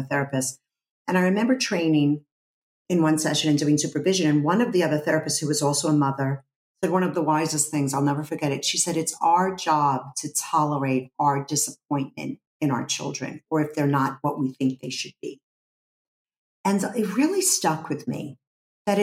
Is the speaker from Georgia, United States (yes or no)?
no; New York City, New York, United States; growing up in Brooklyn, people weren't really into facades in Brooklyn.